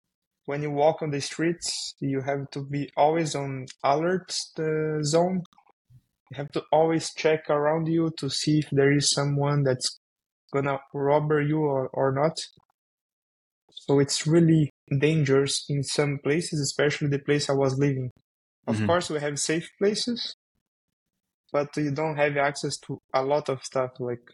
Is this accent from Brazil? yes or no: yes; Brazil; English is a second language; moved away as an adult; now in Canada; You can see my accent. I'm from Brazil. And I live in Canada today.